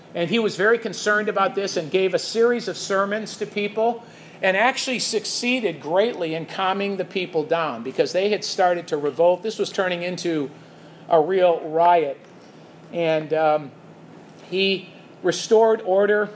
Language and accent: English; Chicago, Illinois, United States; I'm from Chicago and I can't speak right